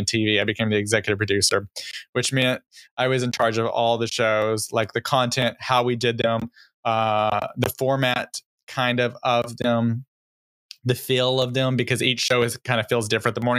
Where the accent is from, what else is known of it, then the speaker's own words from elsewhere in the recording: Texas, United States; moved away; I'm originally from Texas. And I don't know, sometimes my accent comes out.